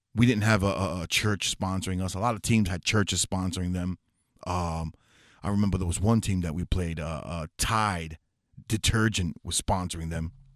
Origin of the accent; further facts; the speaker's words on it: New York City, New York, United States; moved away; I'm from the Bronx originally, New York City, Fordham Road area